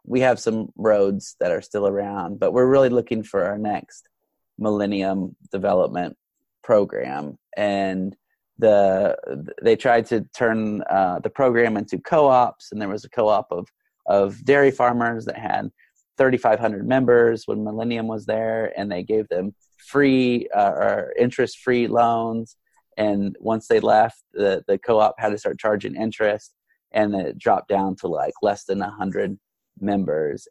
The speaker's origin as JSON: {"language": "English", "country": "United States", "said": "as an American"}